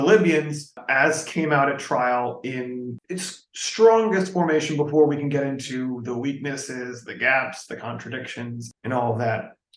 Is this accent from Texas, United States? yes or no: yes; Texas, United States; when I was a kid growing up in Texas, like out here